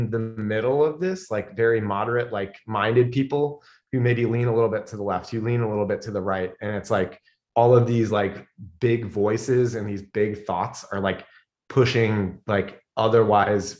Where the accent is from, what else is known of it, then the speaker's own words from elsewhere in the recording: Fairport, New York, United States; also born or lived in Illinois / New Jersey; I grew up in Fairport.